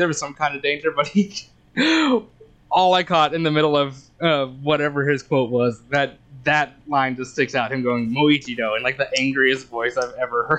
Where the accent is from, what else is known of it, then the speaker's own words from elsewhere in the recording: Arkansas, United States; Growing up in Arkansas